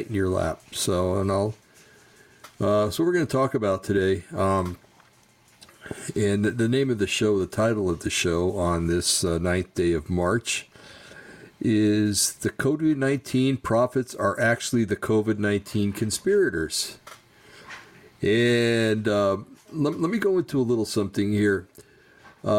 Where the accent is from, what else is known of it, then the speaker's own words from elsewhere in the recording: United States; I'm an American